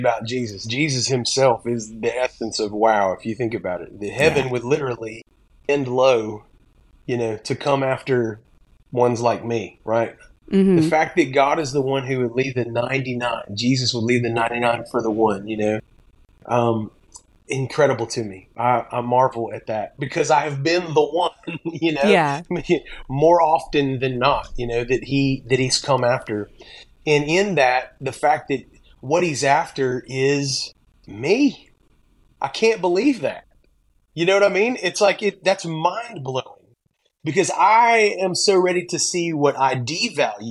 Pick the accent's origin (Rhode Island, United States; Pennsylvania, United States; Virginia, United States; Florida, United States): Florida, United States; Pensacola; now in Mount Juliet, United States; I grew up in Pensacola, Florida